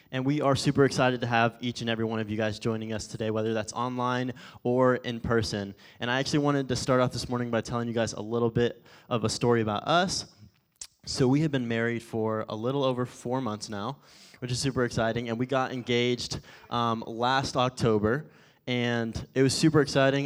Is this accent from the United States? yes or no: yes; Forney, Texas, United States; also born or lived in Phoenix, Arizona; when I lived out in Forney, obviously Forney's kinda big now, but initially when I was out in Forney, if I traveled around Dallas or when I went to Phoenix to go to college or anything, if I told someone where I was at, I said, "I'm from Dallas."